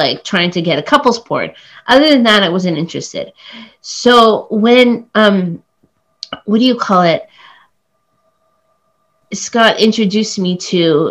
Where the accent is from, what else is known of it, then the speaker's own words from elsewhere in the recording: Oakville, Ontario, Canada; first language English; also born or lived in Cambodia; now in Toronto, Canada; I grew up just outside of Toronto